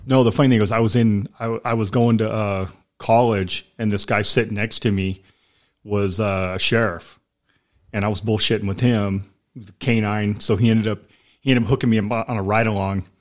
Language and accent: English; Sacramento, California, United States; moved away as an adult; also born or lived in Elk Grove, California; now in Southern California, United States; I grew up in Sacramento. I was, I was born in Sacramento, like the downtown part